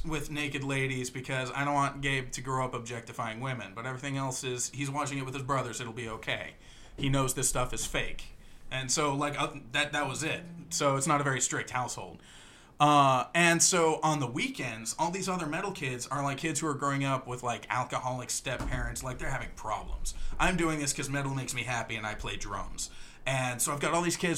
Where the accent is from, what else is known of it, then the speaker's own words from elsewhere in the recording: Eastern North Carolina, United States; I'm growing up in the South. I'm surrounded by Southern Baptists